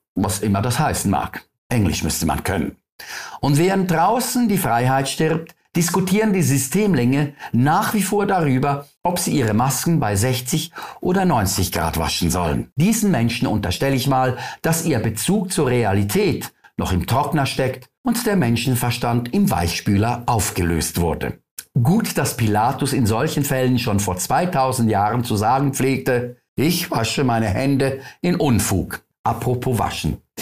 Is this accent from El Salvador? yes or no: no; Switzerland